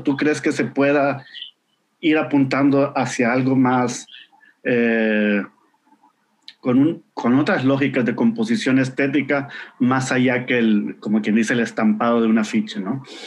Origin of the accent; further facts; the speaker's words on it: Honduras; yo vengo de Honduras